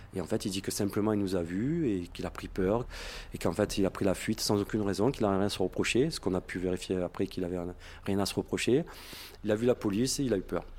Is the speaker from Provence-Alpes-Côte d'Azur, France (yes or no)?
yes; Marseille, Provence-Alpes-Côte d'Azur, France; je suis de Marseille